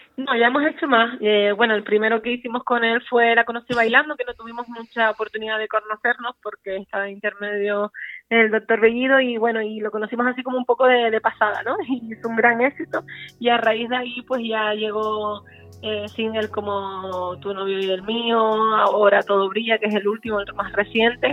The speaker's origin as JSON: {"language": "Spanish", "town": "Santa Cruz de Tenerife", "region": "Canary Islands", "country": "Spain", "tie": "born or raised there", "said": "nosotras venimos de un barrio muy humilde, del barrio de Añaza, bueno, también nos criamos en La Cuesta y en el barrio de Salud"}